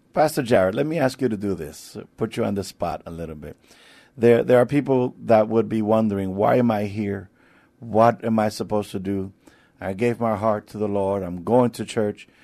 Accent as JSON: {"language": "English", "region": "New York", "country": "United States", "moved": "as an adult", "lives_now": "San Antonio, United States", "said": "I'm not from here, but I've been here for, uh, some eighteen years now. I'm, I'm from New York"}